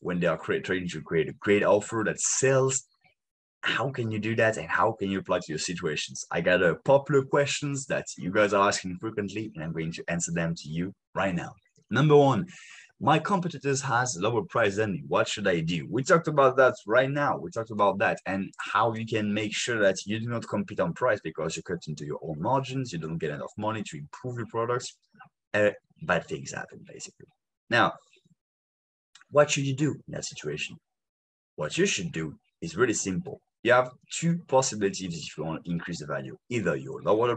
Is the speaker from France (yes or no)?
yes; France; English is a second language; In France, we say it